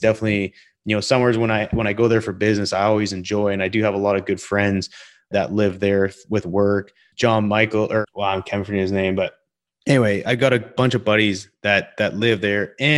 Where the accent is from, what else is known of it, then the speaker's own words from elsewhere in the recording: Calgary, Alberta, Canada; Because I'm from Calgary, Alberta. I've moved all over the place.